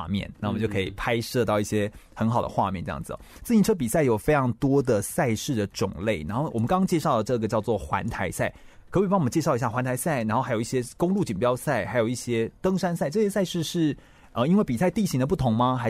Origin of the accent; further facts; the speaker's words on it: Puli, Nantou County, Taiwan; 我也是埔里人呢，就是真的是南投好地方